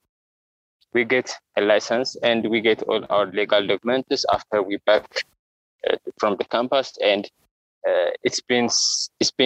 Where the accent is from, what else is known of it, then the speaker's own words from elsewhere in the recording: Addis Ababa, Ethiopia; I'm from Addis Ababa, Ethiopia, and I born in Addis Ababa